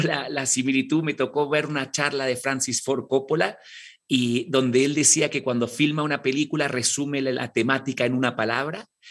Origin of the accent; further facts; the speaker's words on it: Argentina; now in Mexico City, Mexico; yo nací en Argentina, eh, nieto de misioneros ingleses y, e irlandeses